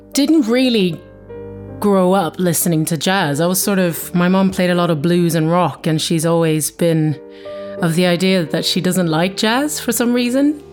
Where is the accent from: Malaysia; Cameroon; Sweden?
Sweden; now in London, United Kingdom; I'm from Sweden originally, living in London